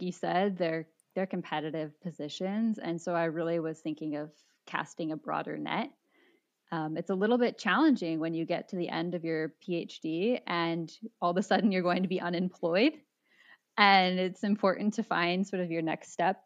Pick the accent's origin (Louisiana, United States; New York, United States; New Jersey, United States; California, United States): California, United States; San Diego; I grew up in San Diego